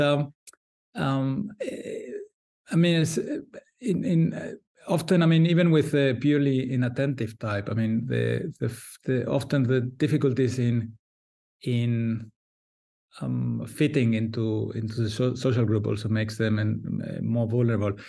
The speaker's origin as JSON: {"language": "English", "town": "Valencia", "region": "Valencian Community", "country": "Spain", "said": "I'm a psychiatrist from Valencia, Spain"}